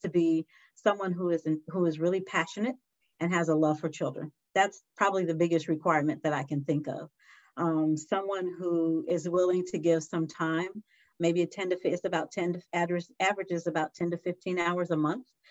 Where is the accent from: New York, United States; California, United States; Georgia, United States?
California, United States; San Diego; I was born and raised in San Diego